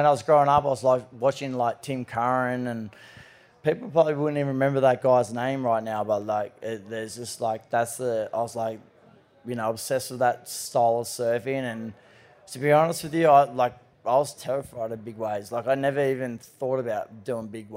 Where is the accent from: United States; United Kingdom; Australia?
Australia; Cronulla, New South Wales; I grew up around Cronulla